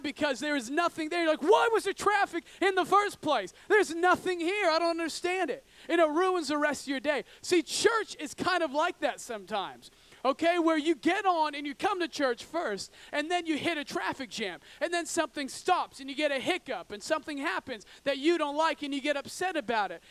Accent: Oregon, United States; I grew up in Oregon, in, in the backwoods of Oregon

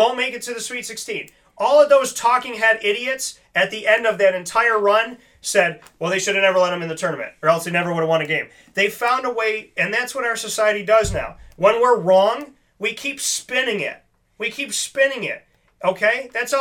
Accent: Syracuse, New York, United States; born and raised in Syracuse

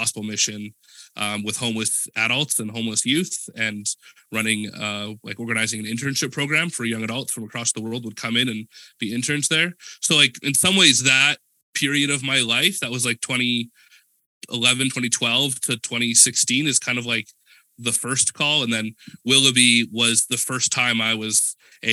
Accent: Edmonton, Alberta, Canada; moved away as an adult; also born or lived in Langley, British Columbia; I grew up in Edmonton, Alberta, in Classic Alberta North

